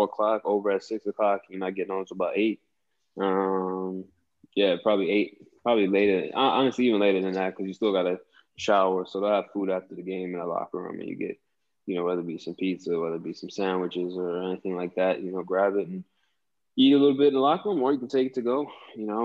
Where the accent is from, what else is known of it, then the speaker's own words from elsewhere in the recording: Delaware, United States; also born or lived in Bronx, New York; I grew up in Delaware